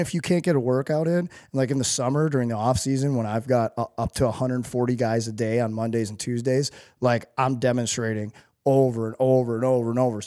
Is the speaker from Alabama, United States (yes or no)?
no; St. Louis, Missouri, United States; growing up in Saint Louis